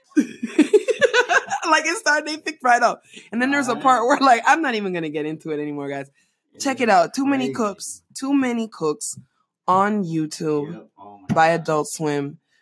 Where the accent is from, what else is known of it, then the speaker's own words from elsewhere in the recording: Panama; moved away; growing up in Panama